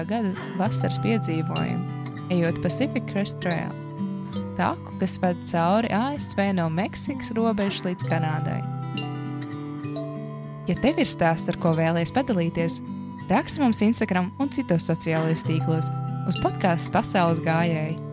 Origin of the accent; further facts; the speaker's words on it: Latvia; No kurienes tu esi? Viņi man jautāja. No kalniem. Tā bija vienīgā atbilde, ko mans smadzenes tajā brīdī spēja radīt. Savāds domas un turpināja: No Latvijas, tā ir maza valstiņa Eiropā.